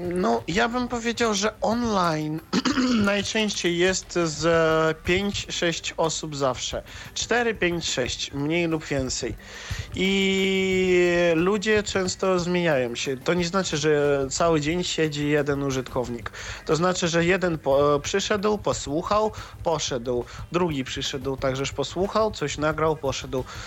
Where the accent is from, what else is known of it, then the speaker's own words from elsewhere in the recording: Russia; Ja jestem z Rosji